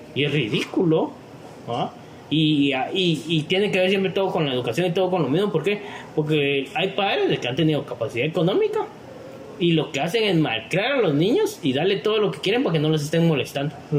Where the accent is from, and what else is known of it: Guatemala